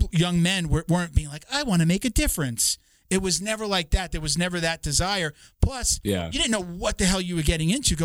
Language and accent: English; Long Island, New York, United States; growing up on Long Island, most young like boys like myself, you wanted to be a cop or a fireman